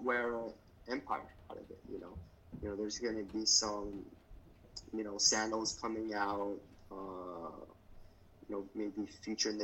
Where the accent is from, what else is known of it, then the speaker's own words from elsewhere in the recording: United States; I was born in the United States, but, you know, my parents were born and raised in Vietnam